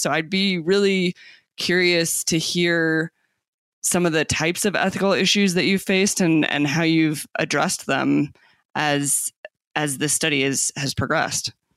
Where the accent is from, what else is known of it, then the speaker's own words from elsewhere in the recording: Tucson, Arizona, United States; moved away; I grew up in Tucson, Arizona, so right again, also along the U.S. Mexico border